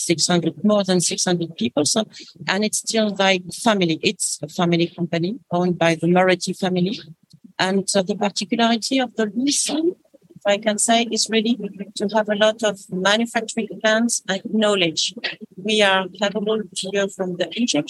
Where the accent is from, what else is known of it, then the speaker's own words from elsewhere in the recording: France; I'm French.